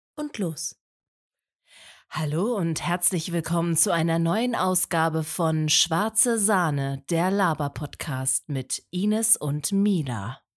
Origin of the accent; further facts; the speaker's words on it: Lippe, North Rhine-Westphalia, Germany; Ich komme aus dem wunderschönen Lippe